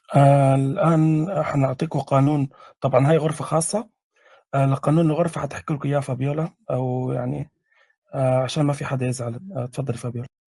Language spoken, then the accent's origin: Arabic; Libya; انا من ليبيا